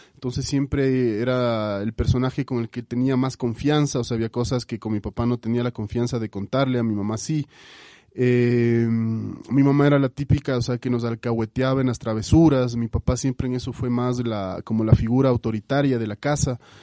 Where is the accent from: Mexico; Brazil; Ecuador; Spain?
Ecuador; Quito, Pichincha; yo crecí, mi infancia la pasé en la urbanización La Granja, yo soy quiteño